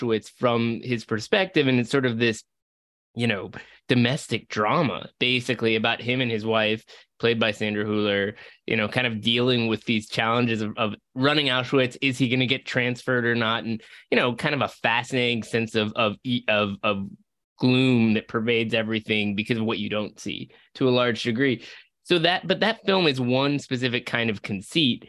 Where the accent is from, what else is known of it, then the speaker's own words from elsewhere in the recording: Seattle, Washington, United States; moved away; I was growing up in Seattle